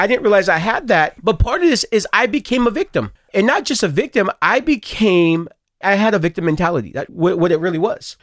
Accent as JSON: {"language": "English", "town": "Stockton", "region": "California", "country": "United States", "tie": "born or raised there", "said": "I grew up in Stockton, Stockton, California, both of us"}